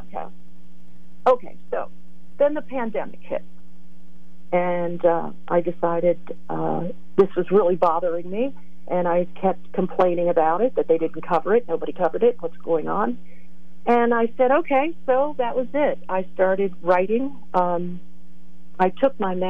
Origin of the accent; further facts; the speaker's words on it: Northumberland, Pennsylvania, United States; moved away as an adult; also born or lived in Virginia / Lewisburg, Pennsylvania / State College, Pennsylvania; now in West Coast, United States; I grew up in Northumberland, Pennsylvania. I was a born and raised a pine knotter